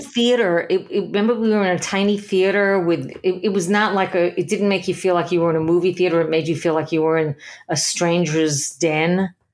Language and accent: English; New York City, New York, United States; I grew up in Little Neck, Queens